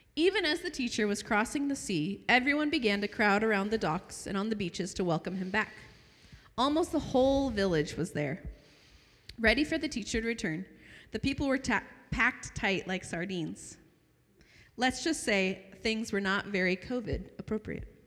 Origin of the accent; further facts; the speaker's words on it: United States; now in Arabian Peninsula; I'm from Washington